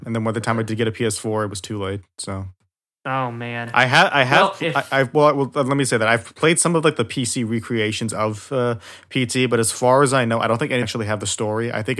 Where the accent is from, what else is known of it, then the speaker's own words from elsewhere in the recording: Kyoto, Japan; now in Pittsburgh, United States; it takes over 24 hours to get back to Pittsburgh from where I'm from Kyoto.